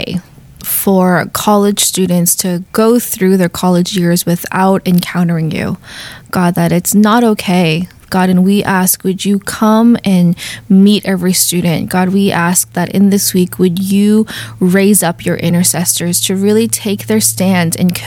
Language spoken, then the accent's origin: English; Boston, Massachusetts, United States; we're from Boston